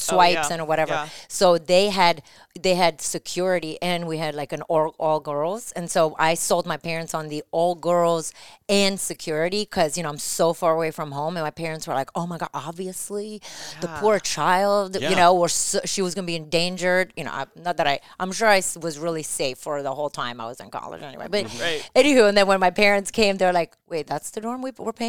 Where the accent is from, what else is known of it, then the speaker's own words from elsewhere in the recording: New Jersey, United States; I was super fancy because I talked to my parents because I was from New Jersey.